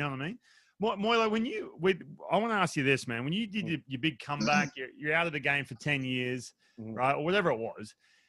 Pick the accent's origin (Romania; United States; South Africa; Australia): Australia; Newcastle, New South Wales; moved away as an adult; I grew up in Newcastle, where no one cares about baseball whatsoever, right?